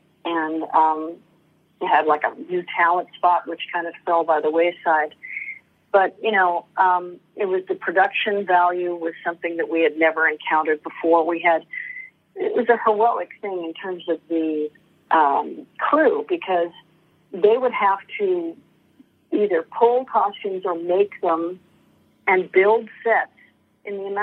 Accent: Los Angeles, California, United States; also born or lived in Beverly Hills; we moved from Westwood, which was a college town, and, you know, modest, to Beverly Hills when my brother and I were 11

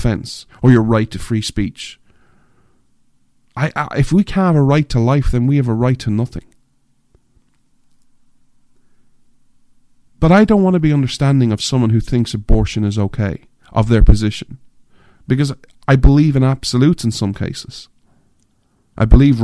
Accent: Ireland; moved away; I'm an Irishman, I grew up in Ireland, I'm an outsider

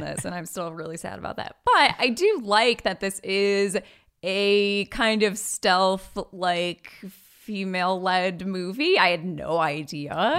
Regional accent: Michigan, United States; we're from Michigan.

